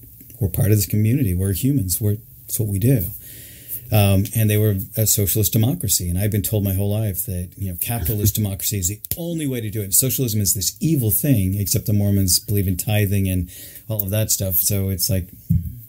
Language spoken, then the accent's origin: English; Salt Lake City, Utah, United States; I grew up in Salt Lake